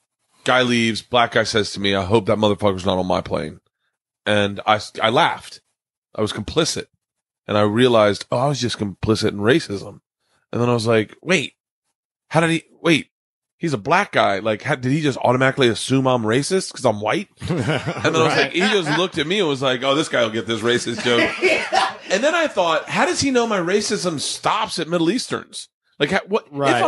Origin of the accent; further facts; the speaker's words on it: the South, United States; I love T.I. because I came from the South.